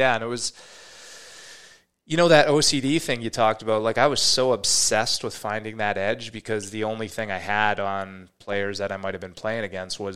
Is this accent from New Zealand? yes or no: no; Canada; I grew up in Canada